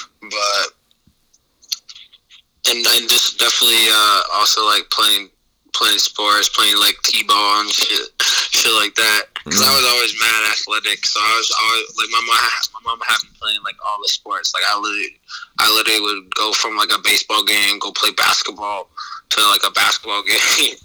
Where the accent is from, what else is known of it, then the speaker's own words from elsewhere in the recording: Falmouth, Maine, United States; also born or lived in Trinidad / Boston; I grew up in Falmouth.